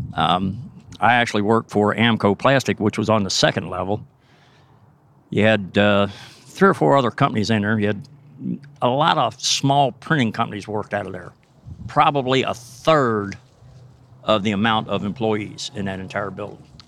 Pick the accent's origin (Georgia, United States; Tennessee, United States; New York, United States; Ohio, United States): Ohio, United States; Cincinnati; growing up in Camp Washington